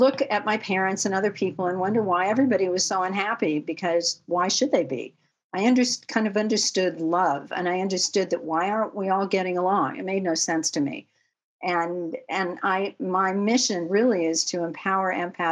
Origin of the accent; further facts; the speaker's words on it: Los Angeles, California, United States; also born or lived in Manhattan, New York; I grew up in Westwood Village, where UCLA is